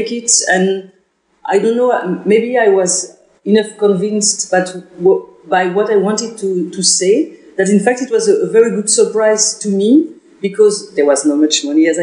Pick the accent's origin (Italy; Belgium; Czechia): Belgium; English is a second language; I'm from Belgium